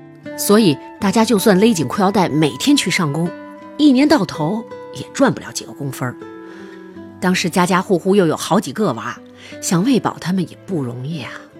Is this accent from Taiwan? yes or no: no; Northeast China, China; 也可能是因为我们老家比较偏远吧，就是东北平原上的一个小村子